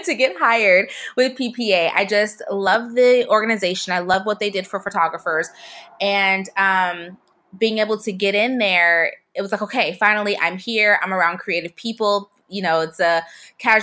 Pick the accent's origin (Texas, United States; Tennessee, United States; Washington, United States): Washington, United States; Seattle; moved away as an adult; also born or lived in Pensacola, Florida; I was born in Seattle